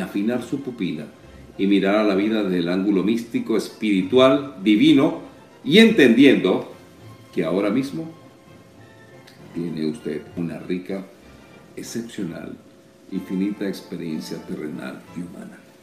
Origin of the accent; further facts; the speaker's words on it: Caracas, Miranda, Venezuela; moved away as an adult; now in Miami, United States; en Altamira o en Cebucán, donde me crié